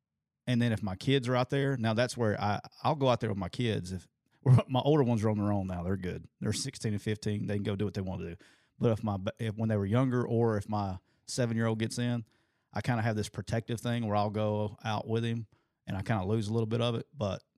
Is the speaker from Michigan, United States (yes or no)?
no; Anniston, Alabama, United States; he is the head football coach in my hometown. So he's a hero right now in Calhoun County, Alabama.